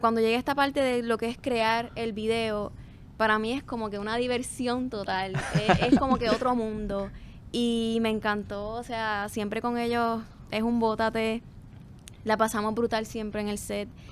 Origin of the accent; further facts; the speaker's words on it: Corozal, Puerto Rico; vengo de Corozal, que yeah. mi pueblo, o sea, allí la cultura musical es bien rica